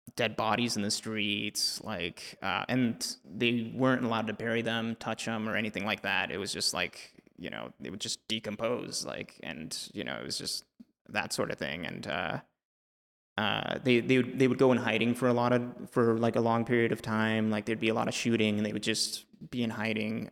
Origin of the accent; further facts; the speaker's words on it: El Salvador; moved away; I spent a lot of time growing up in El Salvador.